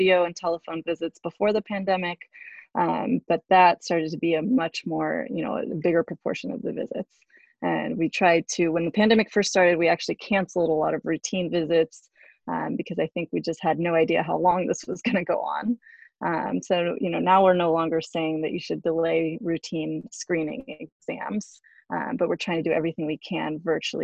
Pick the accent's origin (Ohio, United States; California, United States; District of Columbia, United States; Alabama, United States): California, United States; Bay Area; also born or lived in Albany, New York / Baltimore, Maryland; I grew up in the Bay Area as a first-generation American